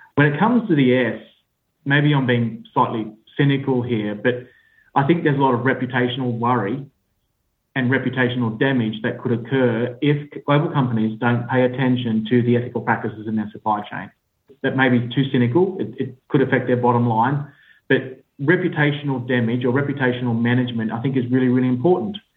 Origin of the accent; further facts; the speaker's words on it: Australia; accent: Australian; now in United Kingdom; I sit in the UK, uh, despite my Australian accent.